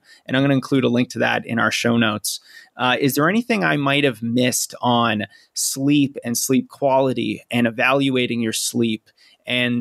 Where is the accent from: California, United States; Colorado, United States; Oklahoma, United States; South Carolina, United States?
Colorado, United States; I'm from Colorado